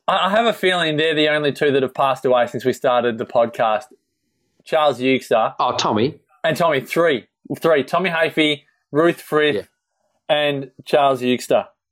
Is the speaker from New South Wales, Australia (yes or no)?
no; Melbourne, Victoria, Australia; moved away; I grew up in Melbourne, obviously, and I moved up here.